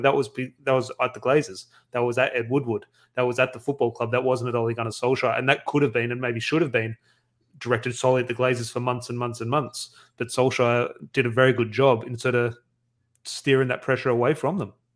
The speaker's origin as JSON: {"language": "English", "country": "Australia", "said": "Australian Man United fans on the other side of the world"}